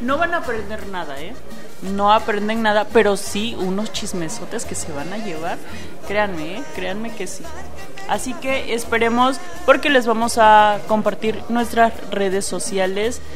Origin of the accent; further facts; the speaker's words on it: Mexico; also born or lived in Chihuahua, Mexico; no somos de la Ciudad de México, somos orgullosamente provincianos